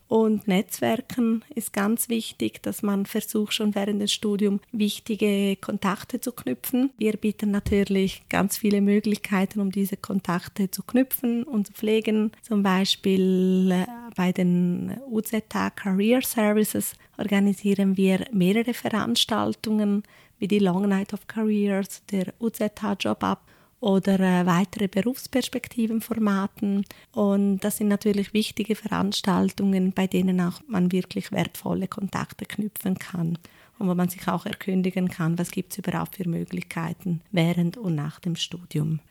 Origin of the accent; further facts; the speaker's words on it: Ticino, Switzerland; moved away as an adult; also born or lived in Zurich; ich bin im Tessin aufgewachsen